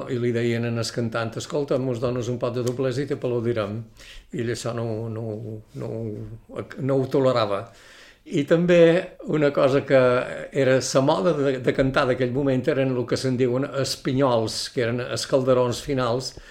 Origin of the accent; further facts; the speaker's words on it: Ciutadella, Balearic Islands, Spain; born there; vaig néixer a Ciutadella, Menorca, eh, l'any 39, 21 de novembre de 1939.